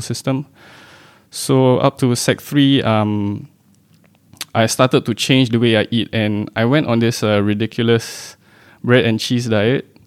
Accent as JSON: {"language": "English", "country": "Singapore", "tie": "born or raised there", "said": "born and bred in Singapore"}